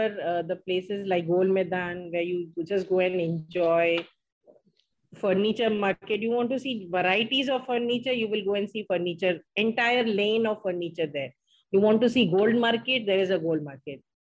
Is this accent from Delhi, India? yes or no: no; Ulhasnagar, Maharashtra, India; I was born and brought up in Ulasnagar